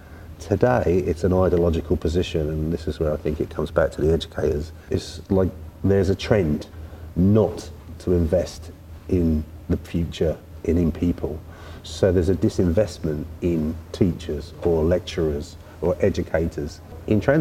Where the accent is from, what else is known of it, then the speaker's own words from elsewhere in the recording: London, United Kingdom; I was born in South London